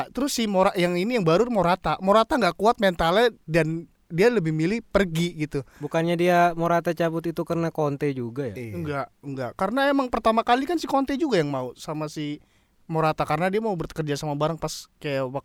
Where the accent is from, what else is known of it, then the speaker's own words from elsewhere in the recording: Java, Indonesia; Gue orang Jawa lagi.